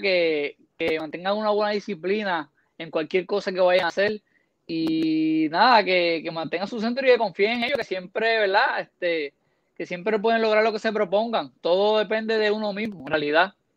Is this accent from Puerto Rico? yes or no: yes; Puerto Rico; Como puertorriqueño